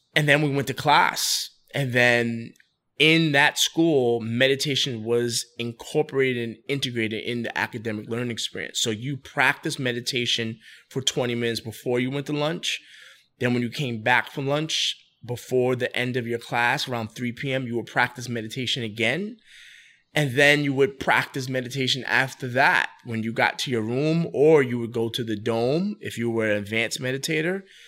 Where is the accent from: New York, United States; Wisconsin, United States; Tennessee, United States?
New York, United States; New York City; moved away as an adult; now in Wilmington, United States; I'm born and raised in the Bronx. So I lived in the Bronx for roughly twenty-three, twenty-four years